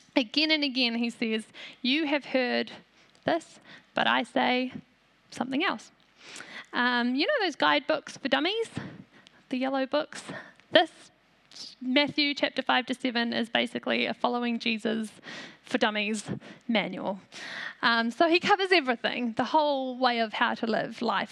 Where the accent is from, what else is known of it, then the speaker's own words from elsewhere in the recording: New Zealand; also born or lived in South Africa; My family is from South Africa, but Aotearoa is my home. I'm a Kiwi.